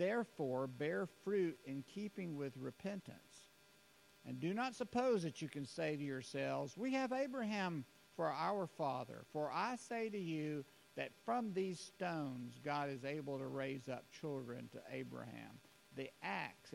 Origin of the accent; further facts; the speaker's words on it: United States; as Americans